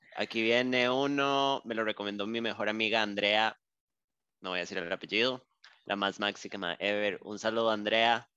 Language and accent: Spanish; Costa Rica; yo aquí en Costa Rica